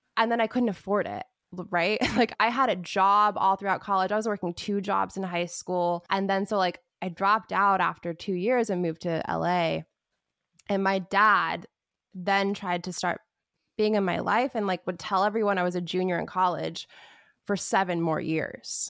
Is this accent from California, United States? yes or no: no; Wichita, Kansas, United States; now in Los Angeles, United States; I am from Wichita, Kansas, born and raised